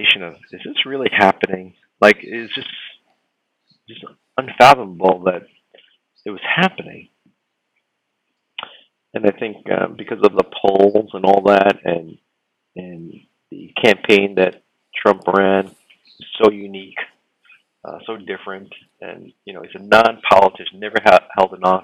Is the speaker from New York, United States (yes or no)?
yes; New York, United States; as a New Yorker